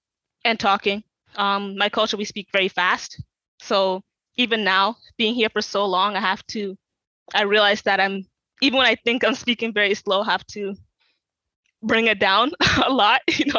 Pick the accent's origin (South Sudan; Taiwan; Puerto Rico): South Sudan; in my culture, especially being like Sudanese, like Southern Sudanese